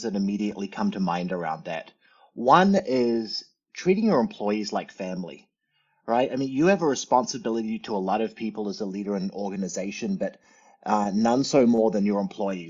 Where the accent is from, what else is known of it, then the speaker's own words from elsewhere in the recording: New Zealand; also born or lived in Arizona; now in United States; you can probably hear the fact that I'm a bit of a funny talker. Born and raised in New Zealand, but grew up here in the States the last 30 years